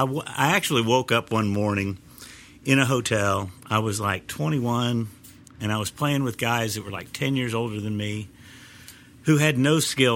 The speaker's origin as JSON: {"language": "English", "town": "Kansas City", "country": "United States", "moved": "as an adult", "lives_now": "Nashville, United States", "said": "I'm originally from Kansas City"}